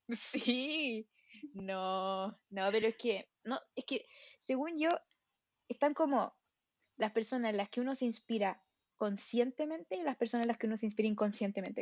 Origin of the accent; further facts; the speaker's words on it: Santiago, Santiago Metropolitan Region, Chile; Soy santiaguina